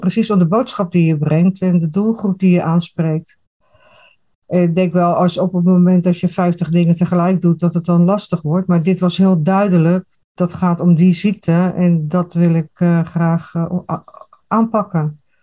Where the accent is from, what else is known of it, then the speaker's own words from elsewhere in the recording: Rotterdam, South Holland, Netherlands; now in eastern Netherlands; Ik kom uit Rotterdam